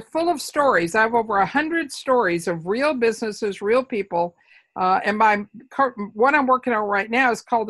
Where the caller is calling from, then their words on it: Edmonds, Washington, United States; I'm in Seattle, or I'm in Edmonds, a beach town just north of Seattle.